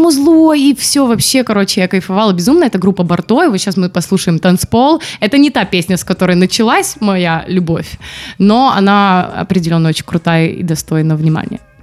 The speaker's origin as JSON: {"language": "Russian", "town": "Barysaw", "region": "Minsk Region", "country": "Belarus", "moved": "yes", "said": "я же из Борисова"}